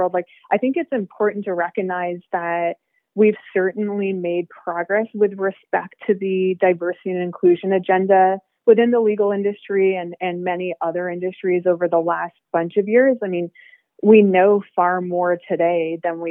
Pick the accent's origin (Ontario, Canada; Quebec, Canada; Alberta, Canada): Ontario, Canada; small town; now in Toronto, Canada; I was born in Canada and I grew up in small town Ontario as one of a very few visible minorities.